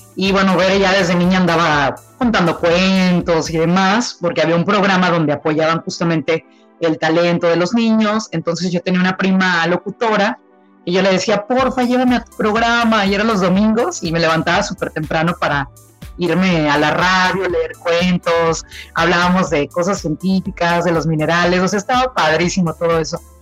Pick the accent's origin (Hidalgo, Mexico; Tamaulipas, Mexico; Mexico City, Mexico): Tamaulipas, Mexico; Tampico; yo soy originaria de Tampico, Tamaulipas